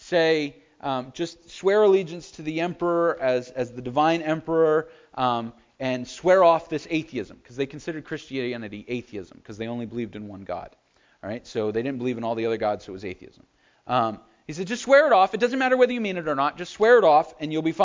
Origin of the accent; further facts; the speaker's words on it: United States; We as the American church